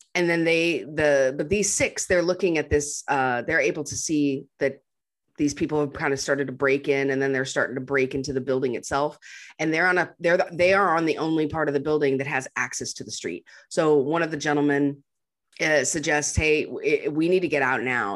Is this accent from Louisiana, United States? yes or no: no; Montana, United States; moved away; I came from up north, like I'm from Montana where there's grizzly bears